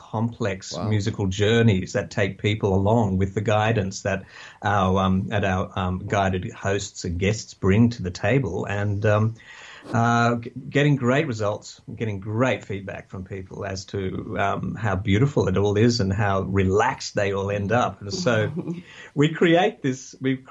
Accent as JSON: {"language": "English", "country": "Australia", "said": "I'm an Australian"}